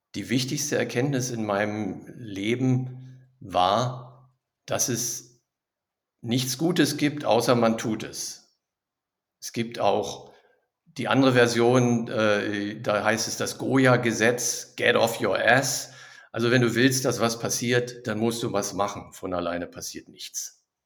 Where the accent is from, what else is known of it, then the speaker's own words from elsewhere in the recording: Berlin, Germany; moved away as an adult; also born or lived in Düsseldorf / Neuss; now in Krefeld, Germany; Ich komme ursprünglich aus Berlin